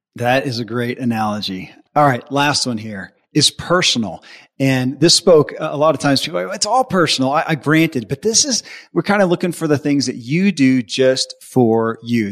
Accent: the Bible Belt, United States; I grew up in the Bible Belt

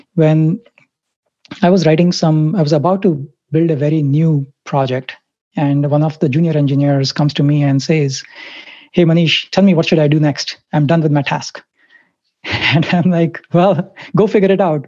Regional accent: Mumbai, Maharashtra, India; I grew up in India, Bombay, Mumbai

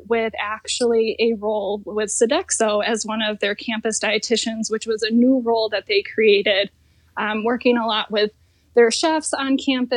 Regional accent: East Lansing, Michigan, United States; my college that was in my hometown, Michigan State University

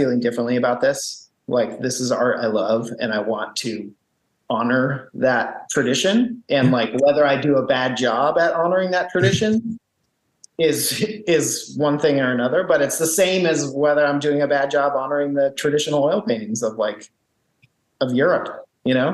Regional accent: West Coast, United States; me being a guy from the West Coast

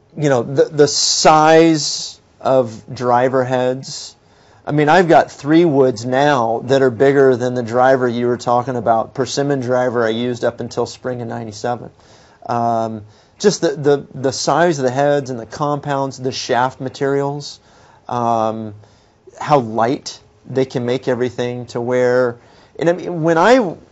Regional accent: Texas, United States; being a Texan

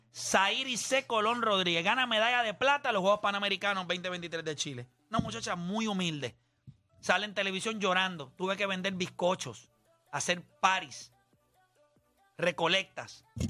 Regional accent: Caguas, Puerto Rico; los criollos de Cagua que son de donde yo soy

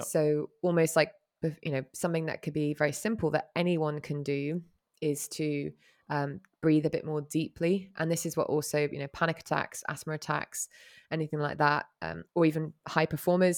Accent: Hong Kong; growing up in Hong Kong

